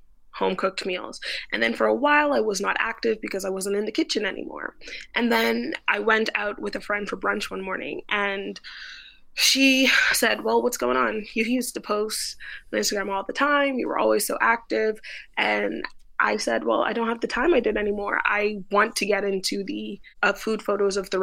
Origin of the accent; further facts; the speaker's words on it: Bahamas; moved away as an adult; now in Montreal, Canada; I was actually born and raised in the Bahamas.